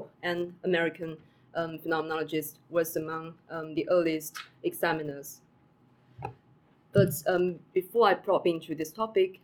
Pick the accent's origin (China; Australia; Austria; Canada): China; moved away as an adult; now in Cambridge, United Kingdom; I'm from China and now a visiting graduate student at University of Cambridge.